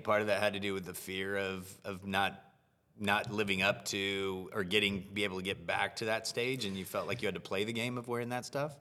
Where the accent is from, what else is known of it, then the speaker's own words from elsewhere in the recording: United States; living and growing up in the U S